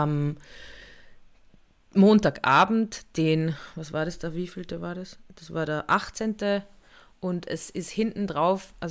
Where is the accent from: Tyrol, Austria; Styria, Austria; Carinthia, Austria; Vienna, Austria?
Tyrol, Austria; Innsbruck; ich bin ja in Innsbruck aufgewachsen und da war es ja in der Stadt wirklich so, dass der Kot auf die Straße raus einfach geschüttet worden